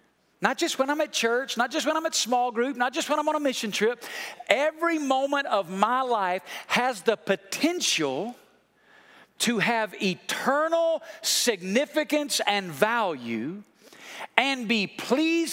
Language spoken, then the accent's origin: English; United States; moved away as an adult; also born or lived in Colorado/Utah; When I grew up in the East Coast in the Smoky Mountains